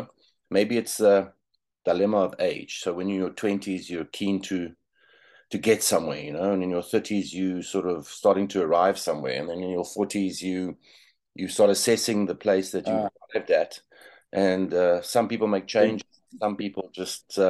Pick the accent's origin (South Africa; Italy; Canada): South Africa; Pretoria, Gauteng; I was born in Pretoria. I was raised